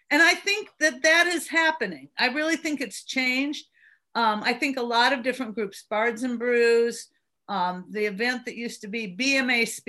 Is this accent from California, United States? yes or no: yes; Berkeley, California, United States; now in Birmingham, United States; I, I moved here from Berkeley, California, back in the '70s